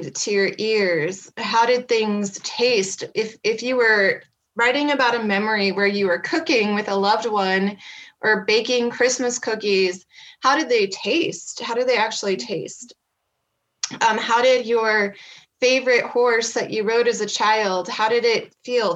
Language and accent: English; Kearney, Nebraska, United States; moved away as an adult; now in Black Hills, United States; I am originally from Kearney, Nebraska, and I grew up there in the Cornhusker State.